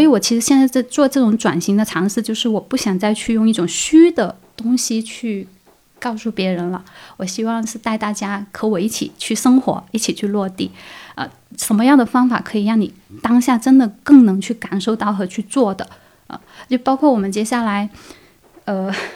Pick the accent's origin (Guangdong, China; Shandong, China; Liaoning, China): Guangdong, China; moved away as an adult; now in Dali, China; 我是广东人，我在大理这边，呃，不是旅居，其实我是长期会在这边生活了，已经，呃，已经两年多，我是二零一九年过来的